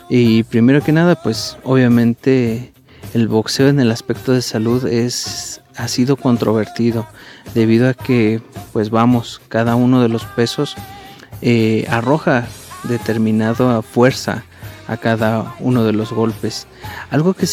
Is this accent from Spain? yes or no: no; Mexico; de, hecho nosotros como mexicanos pues nos llena de orgullo